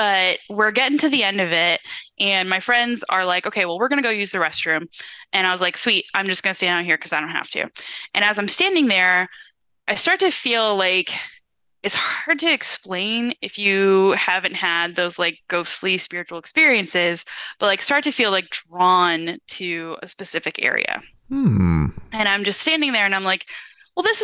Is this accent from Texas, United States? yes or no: no; Ohio, United States; also born or lived in Williamsburg, Virginia; now in Virginia, United States; I grew up in Ohio